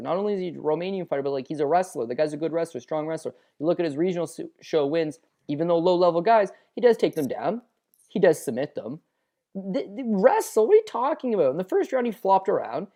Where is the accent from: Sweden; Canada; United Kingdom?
Canada; we're Canadian